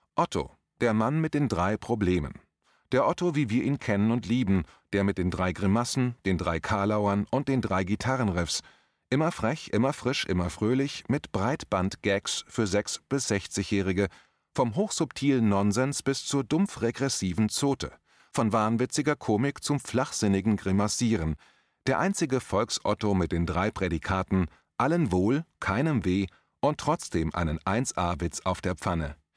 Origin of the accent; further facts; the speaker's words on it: Limburg an der Lahn, Hesse, Germany; moved away; in meiner alten Heimatstadt Limburg